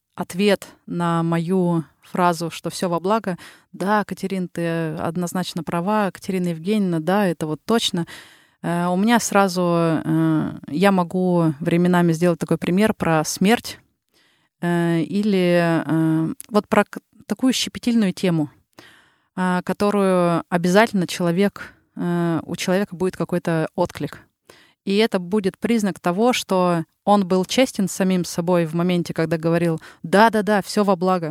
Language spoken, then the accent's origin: Russian; Yekaterinburg, Sverdlovsk Oblast, Russia; accent: Ural; moved away as an adult; also born or lived in Saint Petersburg, Russia; now in Helsinki, Finland; я родом э, с Урала, и 11 лет э, жила как … из Екатеринбурга меня называли